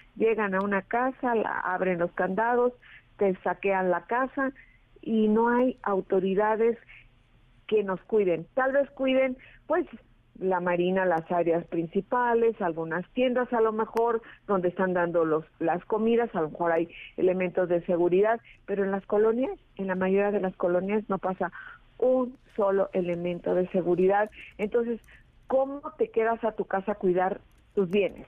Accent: Acapulco, Guerrero, Mexico; moved away as an adult; Muchísimos, muchísimos acapulqueños

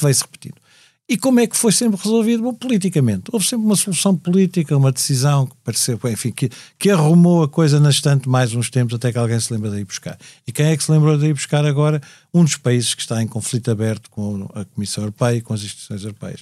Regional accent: Portugal; nós portugueses

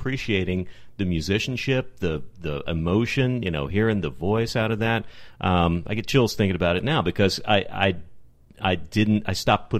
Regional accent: Texas, United States; I grew up in Texas.

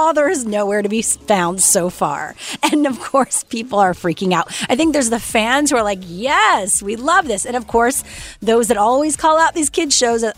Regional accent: Canada; I'm Canadian

